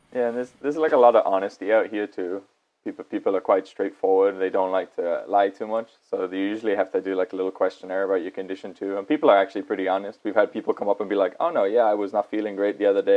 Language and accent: English; United Kingdom; now in Japan; I'm from the UK and back in my home country